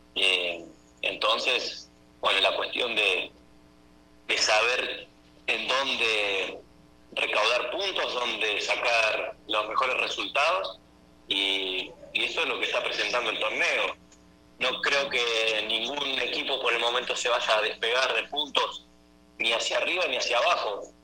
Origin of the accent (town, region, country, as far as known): Argentina; moved away as an adult; now in Venezuela